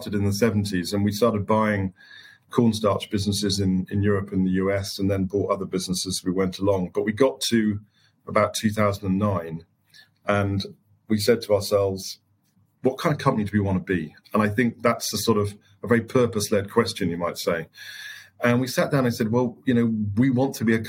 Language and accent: English; the Fens, East Anglia, East of England, United Kingdom; I was born in the Fens in East Anglia. I lived very close to a large sugar beet factory as I grew up.